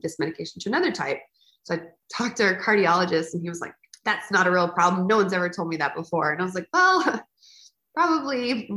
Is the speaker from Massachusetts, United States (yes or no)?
no; South Texas, United States; I grew up in South Texas, where kind of everyone was a barrel racer